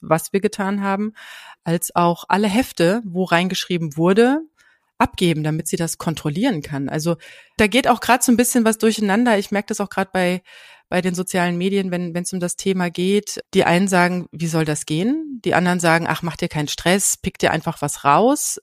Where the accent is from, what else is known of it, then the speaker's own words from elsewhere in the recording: Hesse, Germany; bei uns in Hessen